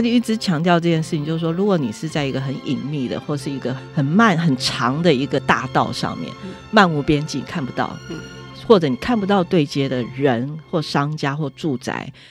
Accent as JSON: {"language": "Chinese", "town": "Taipei", "country": "Taiwan", "said": "作为台北人好骄傲"}